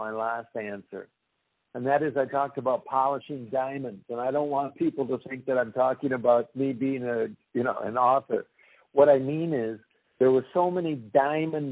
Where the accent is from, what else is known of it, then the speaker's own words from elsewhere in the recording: Wisconsin, United States; moved away as an adult; I was from Wisconsin.